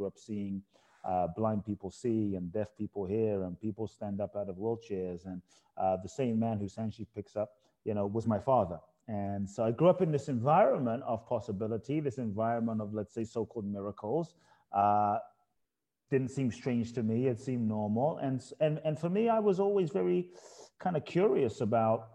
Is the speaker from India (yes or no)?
no; London, United Kingdom; moved away; also born or lived in Ghana; I was born in Ghana, West Africa. My father's from Ghana. My mother's Japanese. I grew up in London